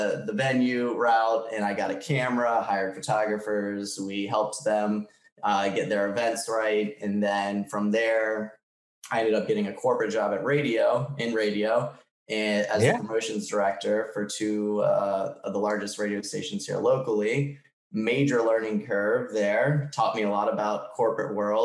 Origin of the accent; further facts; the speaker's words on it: Richmond, Virginia, United States; also born or lived in Israel; I then came and went to college back in my hometown at VCU